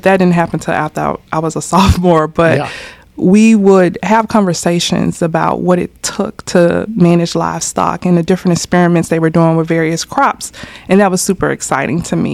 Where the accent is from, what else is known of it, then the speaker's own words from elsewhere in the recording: Miami, Florida, United States; I was born in Miami, Florida, born and raised there